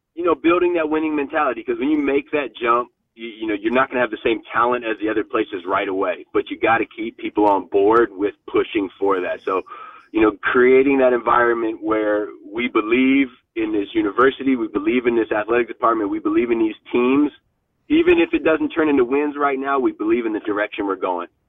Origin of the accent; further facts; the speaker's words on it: Stanford, California, United States; I grew up literally on Stanford Ave